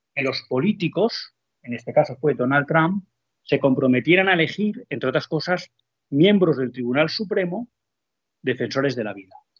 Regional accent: Spain; como católicos, en primer lugar, y como españoles, en segundo lugar

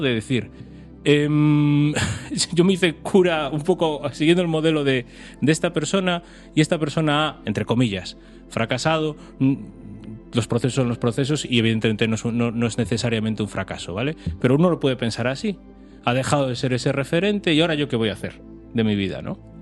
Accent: Pontevedra, Galicia, Spain; also born or lived in A Coruña; yo crecí en Pontevedra

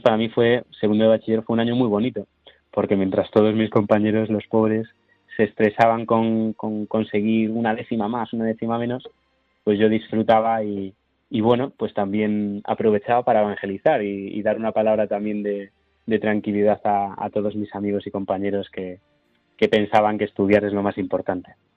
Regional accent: Santiago de Compostela, Galicia, Spain; volver a donde he crecido, ¿no? Donde, pues, donde mi párroco me ha acompañado

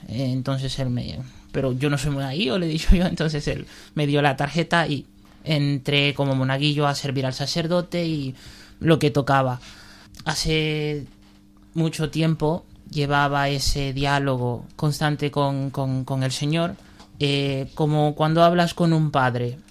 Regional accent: Valencia, Valencian Community, Spain; soy de Valencia, tengo 20 años

